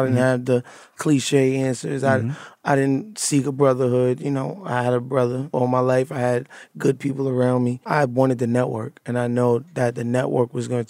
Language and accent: English; Brooklyn, New York, United States; Brooklyn is just like any other tough place in the city and that urban environment. I grew up mother and father, but went to high school in like one of the worst high schools in Brooklyn, Cobble Hill at the tim